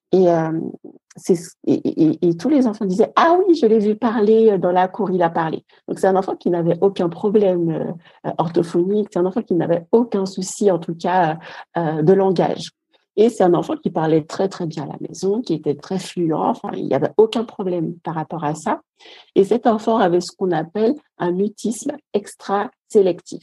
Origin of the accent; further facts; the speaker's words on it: Guadeloupe; Je viens de la Guadeloupe et j'ai un petit garçon de 3 ans